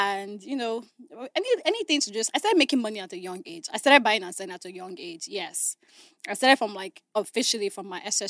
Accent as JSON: {"language": "English", "town": "Abuja", "region": "Federal Capital Territory", "country": "Nigeria", "tie": "born or raised there", "said": "I grew up in Abuja. Okay. You know, my whole family is still in Abuja."}